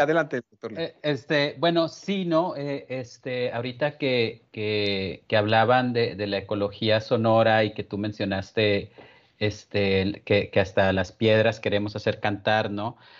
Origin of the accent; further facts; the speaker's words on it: San Agustín, Chihuahua, Mexico; also born or lived in Ciudad Juárez; vivo en, en, un pueblo que se llama San Agustín, que es el pueblo donde, donde crecí en realidad